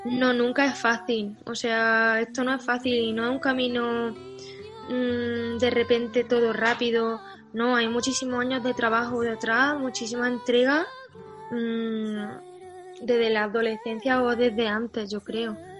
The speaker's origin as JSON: {"language": "Spanish", "town": "Pozoblanco", "region": "Andalusia", "country": "Spain", "tie": "born or raised there", "also_born_or_lived": "Barcelona", "moved": "as an adult", "said": "mi calle, donde yo he crecido de niña y he jugado en el patio, se llama Federico García Lorca"}